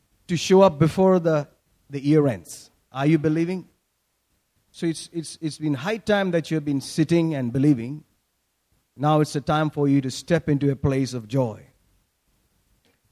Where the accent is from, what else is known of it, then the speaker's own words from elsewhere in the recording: Kerala, India; When we grew up in Kerala, you know, during our young age